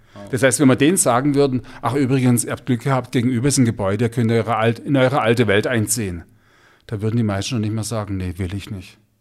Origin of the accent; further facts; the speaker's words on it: Stuttgart, Baden-Württemberg, Germany; bei uns in Stuttgart